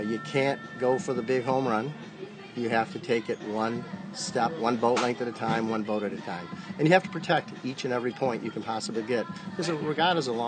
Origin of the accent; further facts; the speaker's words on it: Great Lakes, United States; I grew up in the Great Lakes